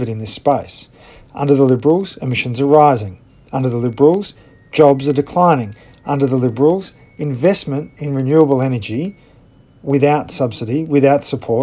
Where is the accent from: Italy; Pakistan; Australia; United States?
Australia; as an Australian